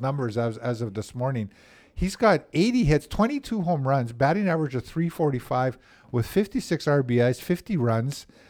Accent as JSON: {"language": "English", "town": "Winnipeg", "region": "Manitoba", "country": "Canada", "tie": "born or raised there", "said": "I grew up in Saint Vital as a kid."}